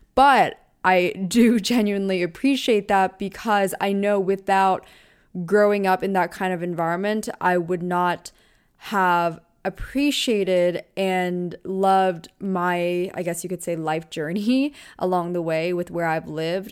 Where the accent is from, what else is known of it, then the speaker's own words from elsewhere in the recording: Taylor Swift's hometown, Pennsylvania, United States; moved away as an adult; also born or lived in Orange County, California / Los Angeles / New York City; I grew up in …'s hometown.